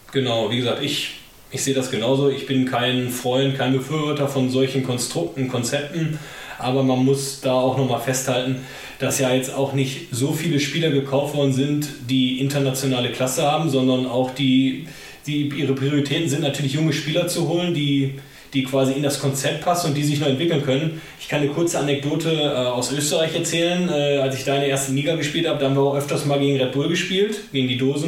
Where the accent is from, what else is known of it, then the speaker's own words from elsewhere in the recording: Germany; als Deutscher